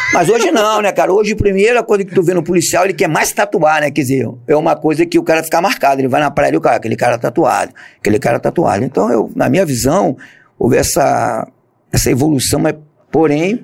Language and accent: Portuguese; Rio de Janeiro, Brazil; also born or lived in Roraima; nasci em Bom Sucesso e fui criado é, em Olaria, Ramos, toda aquela área. Logo em seguida eu fui para Roraima